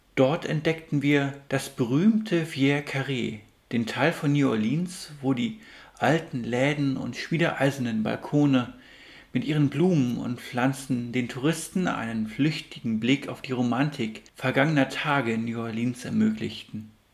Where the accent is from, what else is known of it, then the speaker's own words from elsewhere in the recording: Germany; bei uns in Deutschland